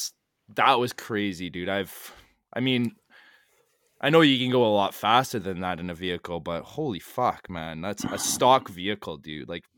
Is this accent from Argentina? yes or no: no; Canada; Yeah, see, as a Canadian, we don't, well, for me anyways